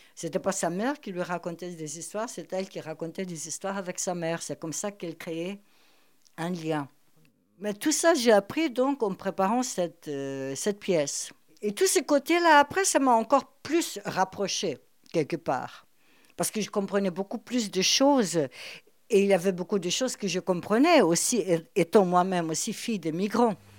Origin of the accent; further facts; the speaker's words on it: Rio de Janeiro, Brazil; also born or lived in Germany; now in Paris, France; je suis née au Brésil, des parents allemands polonais